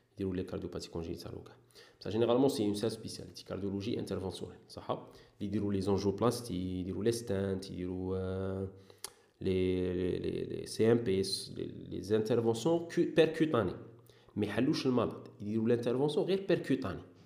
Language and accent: Arabic; Saïda, Saïda Province, Algeria; moved away as an adult; also born or lived in Sidi Bel Abbès / Oran; زايد وكامر في سعيده صح درت كاع الكارير تاعي تاع البريمير وموين وسكوندير في في سعيده